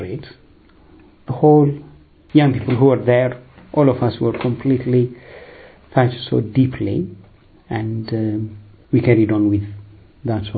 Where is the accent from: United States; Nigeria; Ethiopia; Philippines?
Ethiopia; Addis Ababa; moved away as an adult; also born or lived in Eritrea; now in London, United Kingdom; I'm originally from Eritrea. I was born in Ethiopia, raised in Ethiopia, in the capital Addis Ababa